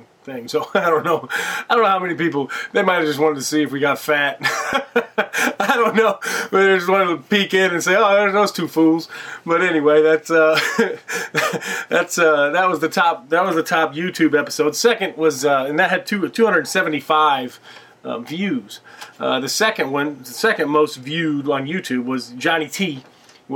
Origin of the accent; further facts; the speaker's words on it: Bloomington, United States; moved away as an adult; now in New York City, United States; my hometown, Bloomington